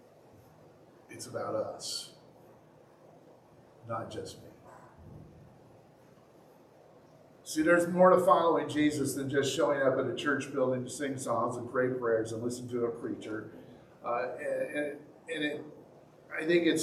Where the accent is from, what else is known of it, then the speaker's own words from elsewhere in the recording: United States; I'm an American.